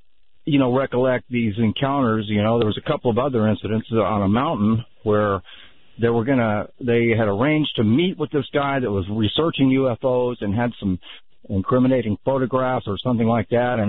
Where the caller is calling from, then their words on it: Gulf Shores, Alabama, United States; I'm actually calling from the Gulf Coast here in Gulf Shores, Alabama.